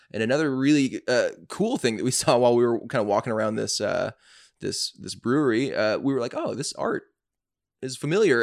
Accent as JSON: {"language": "English", "town": "Atlanta", "region": "Georgia", "country": "United States", "said": "I'm from Atlanta"}